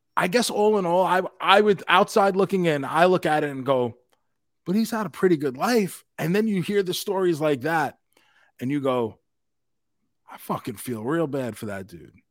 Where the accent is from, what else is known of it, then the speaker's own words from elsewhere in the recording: New York, United States; growing up in New York, growing up in the city